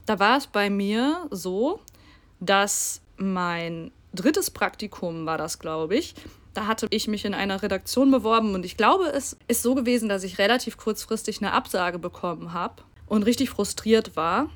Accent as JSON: {"language": "German", "town": "Bochum", "region": "North Rhine-Westphalia", "country": "Germany", "tie": "born or raised there", "moved": "yes", "said": "ich komme ja gebürtig aus Bochum, wo auch meine Oma wohnt"}